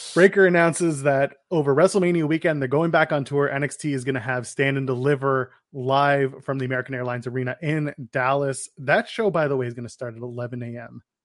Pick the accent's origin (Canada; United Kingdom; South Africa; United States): Canada; we're Canadian